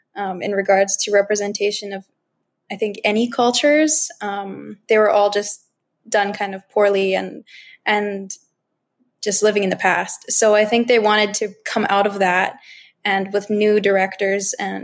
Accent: Bigstone Cree First Nation, Alberta, Canada; I am from the Bigstone Cree First Nation in Treaty 8 territory in Canada.

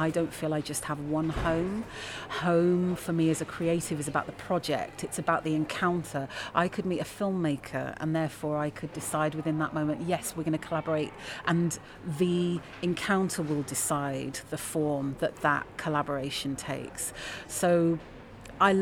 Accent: London, United Kingdom; moved away as an adult; now in Leeds, United Kingdom; I'm a Londoner, and London is also my home.

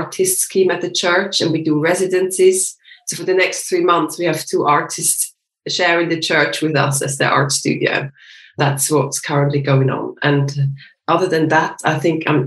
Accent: Switzerland; moved away as an adult; now in London, United Kingdom; I'm from Switzerland as well. And I live with my husband and with my little son, who is 3 years old, in Crouch End in North London

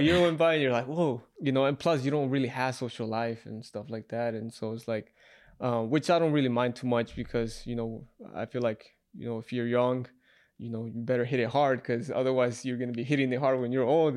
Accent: Utah, United States; moved away as an adult; also born or lived in Salt Lake City, Utah / Ogden, Utah / Moab, Utah; now in Las Vegas, United States; I'm from Utah

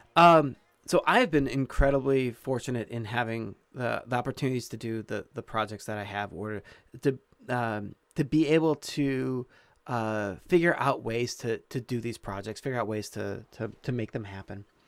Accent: Illinois, United States; when we moved to where I did most of my growing up in Michael, Illinois, um, I was, uh, mm, five, six, seven years old

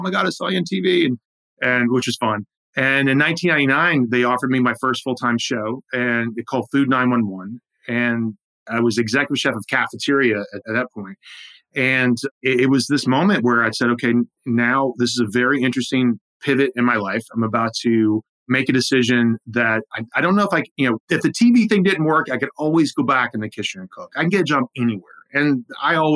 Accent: South Carolina, United States; moved away as an adult; also born or lived in Manhattan, New York; I grew up in South Carolina, I'd been there.

